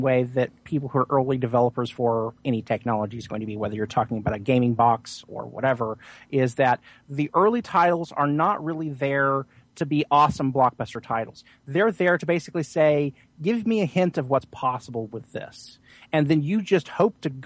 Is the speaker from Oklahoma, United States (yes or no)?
yes; Oklahoma, United States; moved away; I'm natively from Oklahoma